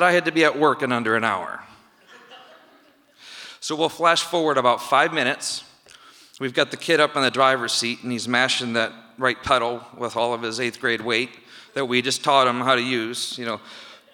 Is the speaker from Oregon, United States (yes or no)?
no; Midland, Michigan, United States; We were growing up in Midland, Michigan